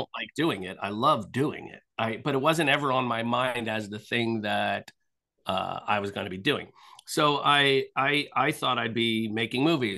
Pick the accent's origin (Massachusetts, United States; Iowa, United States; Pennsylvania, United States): Pennsylvania, United States; outside of Philadelphia; I grew up outside of Philadelphia.